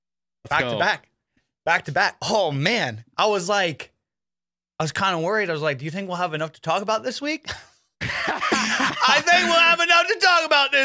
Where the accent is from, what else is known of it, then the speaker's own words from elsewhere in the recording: Ohio, United States; Because I'm from Ohio, first and foremost.